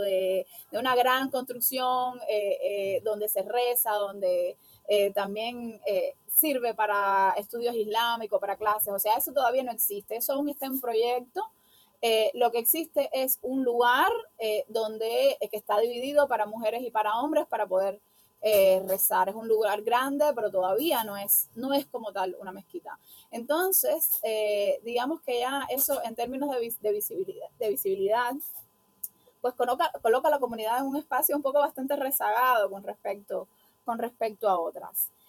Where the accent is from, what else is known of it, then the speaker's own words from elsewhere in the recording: Cuba; somos mujeres cubanas